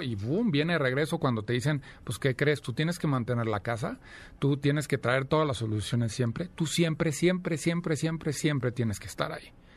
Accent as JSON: {"language": "Spanish", "town": "Celaya", "region": "Guanajuato", "country": "Mexico", "tie": "born or raised there", "moved": "as an adult", "lives_now": "Mexico City, Mexico", "said": "nací en Celaya, Guanajuato, llevo ya veintitantos años, 24 años viviendo aquí en la Ciudad de México"}